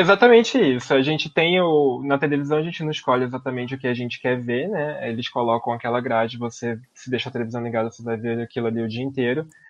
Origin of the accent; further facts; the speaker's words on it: Brazil; como brasileiro, como uma pessoa localizada no Brasil